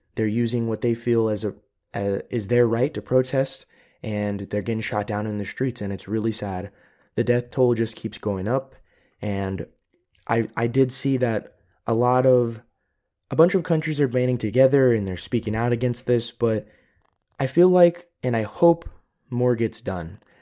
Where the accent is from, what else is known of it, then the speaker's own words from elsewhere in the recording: United States; now in Europe; I am an American. I am living in Europe, but I am still an American